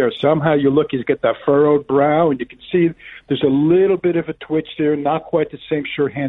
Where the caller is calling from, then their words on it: New York City, New York, United States; New York City.